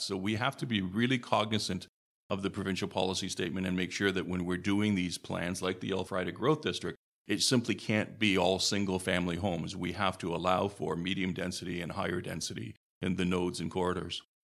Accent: Hamilton, Ontario, Canada; also born or lived in Stoney Creek; I was born in Hamilton, raised in Hamilton, moved to Stony Creek some twenty odd years ago.

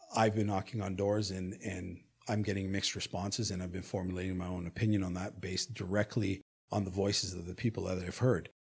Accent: Hamilton, Ontario, Canada; I am born and raised in Hamilton

